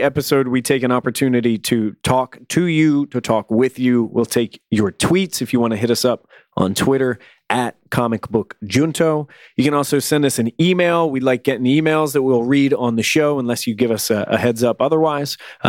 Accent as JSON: {"language": "English", "town": "Toronto", "region": "Ontario", "country": "Canada", "tie": "born there", "said": "Even though I was born in Toronto, I grew up in a small town without a lot of access to new comics"}